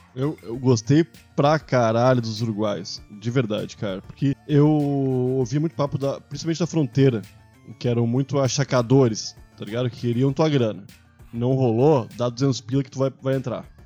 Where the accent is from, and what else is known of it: Brazil